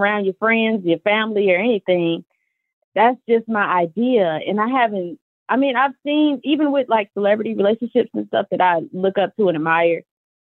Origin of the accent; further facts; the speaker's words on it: Chicago, Illinois, United States; I'm from Chicago